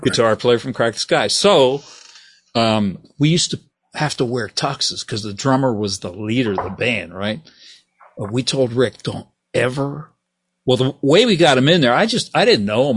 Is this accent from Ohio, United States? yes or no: yes; Steubenville, Ohio, United States; moved away as an adult; also born or lived in Texas; I'm from Steubenville, Ohio.